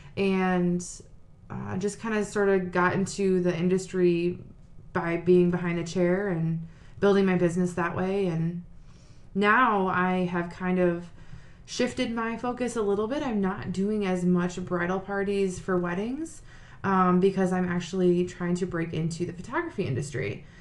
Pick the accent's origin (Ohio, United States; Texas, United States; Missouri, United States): Ohio, United States; Sylvania; I am from Sylvania. I was born and raised, still live there now.